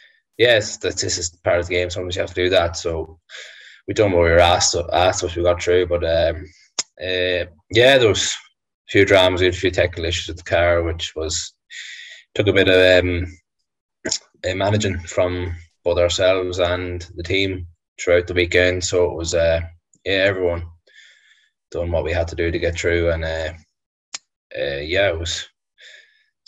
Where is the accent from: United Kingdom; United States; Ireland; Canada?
Ireland; being Irish